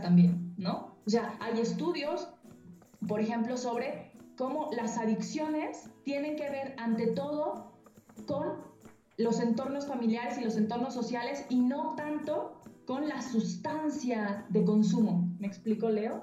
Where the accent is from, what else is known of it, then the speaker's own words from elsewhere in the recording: Mexico; cómo nos moldea la violencia eh, eh, eh, como mexicanos